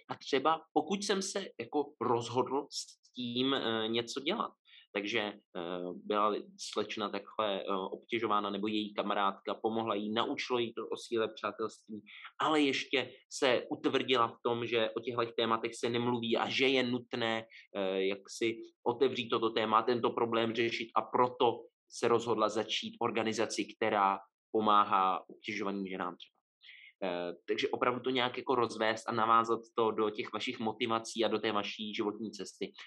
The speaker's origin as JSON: {"language": "Czech", "country": "Czechia", "also_born_or_lived": "Prague", "said": "Já teda jsem jako z Atheist Capital of the World, nebo jednoho z, eh, takže asi, asi eh, i celkově no, tady jako Česko"}